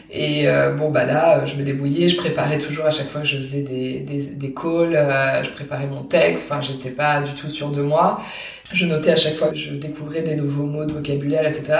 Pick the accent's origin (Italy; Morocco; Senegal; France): France; Paris region, Île-de-France; first language French; moved away as an adult; now in Cologne, Germany; je suis née à Paris et j'ai grandi en région parisienne